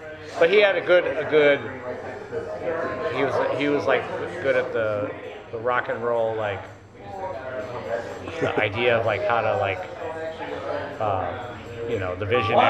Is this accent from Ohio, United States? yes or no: yes; Columbus, Ohio, United States; now in Chicago, United States; So when I grew up in Columbus.